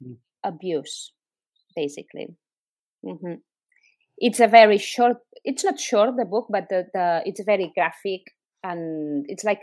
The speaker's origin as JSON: {"language": "English", "town": "Barcelona", "region": "Catalonia", "country": "Spain", "second_language": "English", "moved": "yes", "said": "I am originally from Catalonia, from Barcelona"}